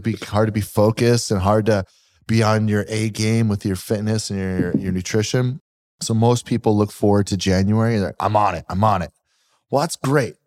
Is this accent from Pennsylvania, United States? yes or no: yes; Pennsylvania, United States; moved away; I'm from Pennsylvania.